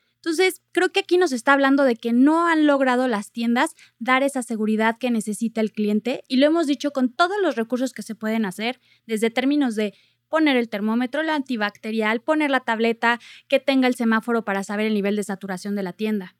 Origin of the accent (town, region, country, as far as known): Mexico